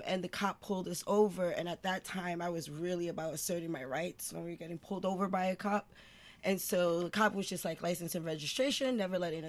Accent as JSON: {"language": "English", "town": "New York City", "region": "New York", "country": "United States", "tie": "born or raised there", "said": "I'm born and raised in East Harlem"}